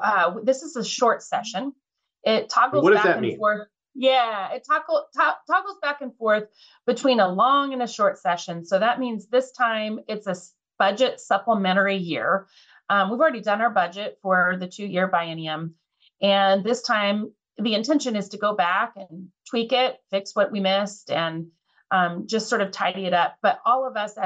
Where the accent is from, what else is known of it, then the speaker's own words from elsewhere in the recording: Lynden, Washington, United States; I was born and raised here in Whatcom County, just outside of Linden.